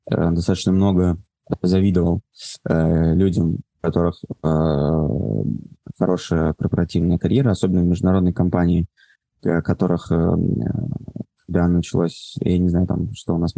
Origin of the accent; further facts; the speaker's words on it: Moscow, Russia; Давай так, я родился, вырос в Москве.